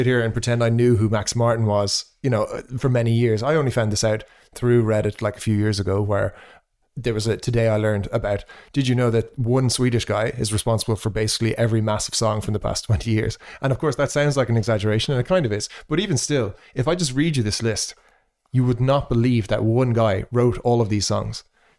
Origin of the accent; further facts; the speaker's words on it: Ireland; Sorry, when I say we, of course, I mean me being Irish.